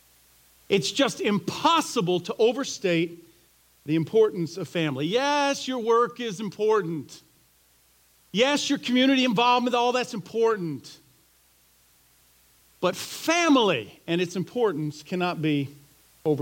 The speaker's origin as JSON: {"language": "English", "region": "Florida", "country": "United States", "tie": "born or raised there", "said": "I grew up in Florida"}